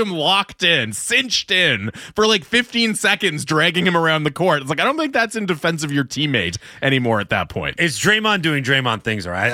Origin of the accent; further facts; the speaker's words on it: Canada; It's like, excuse me, I'm Canadian.